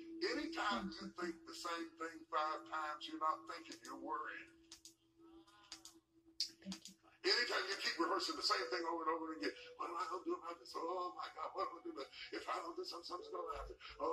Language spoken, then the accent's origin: English; West Virginia, United States; I grew up in West Virginia